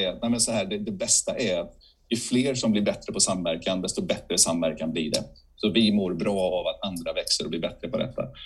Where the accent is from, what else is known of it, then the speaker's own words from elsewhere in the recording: Bankeryd, Jönköping County, Sweden; moved away; also born or lived in Huskvarna; min hemort i Huskvarna. Eller Bankeryd med mina föräldrar har flyttat till Huskvarna